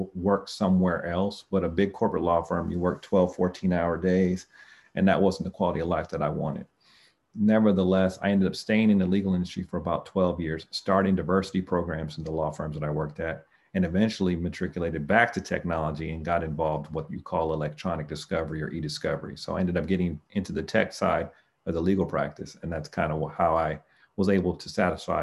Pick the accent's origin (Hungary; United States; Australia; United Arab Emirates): United States; El Cerrito, California; So I grew up in the East Side